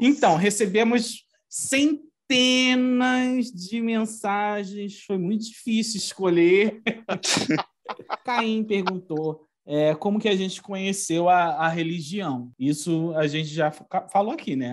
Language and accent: Portuguese; Rio de Janeiro, Brazil; sou aqui do Rio de Janeiro, eu moro na, na Baixada